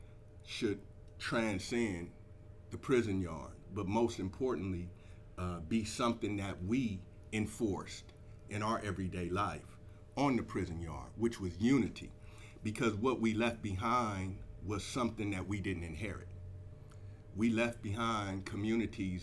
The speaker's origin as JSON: {"language": "English", "town": "East Palo Alto", "region": "California", "country": "United States", "tie": "born or raised there", "said": "I'm from East Palo Alto, so in 1992, East Palo Alto was unfortunately the murder capital of the United States."}